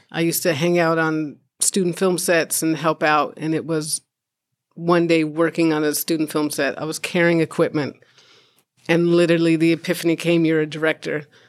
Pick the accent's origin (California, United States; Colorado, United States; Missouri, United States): California, United States; born or raised there; also born or lived in Chicago, Illinois